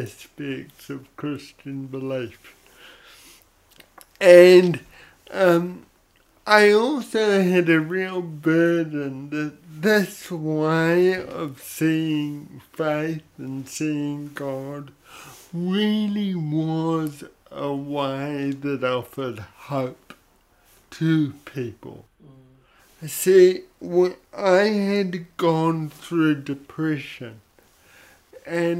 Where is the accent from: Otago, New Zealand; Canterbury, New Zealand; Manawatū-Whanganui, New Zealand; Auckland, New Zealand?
Auckland, New Zealand; Papakura; I grew up in Papakura in South Auckland, know and love that area, that is my home.